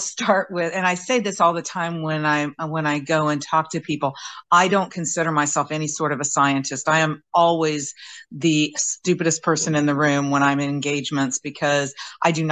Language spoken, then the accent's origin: English; Indianapolis, Indiana, United States; moved away as an adult; also born or lived in Patuxent River, Maryland; I grew up in Indianapolis. Went to high school there